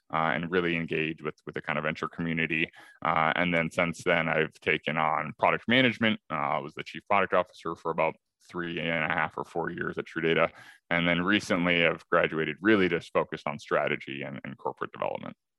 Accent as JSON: {"language": "English", "town": "Madison", "region": "Wisconsin", "country": "United States", "tie": "born or raised there", "moved": "yes", "lives_now": "Chicago, United States", "said": "I grew up in Madison, Wisconsin, so sort of you know born and raised here in the Midwest"}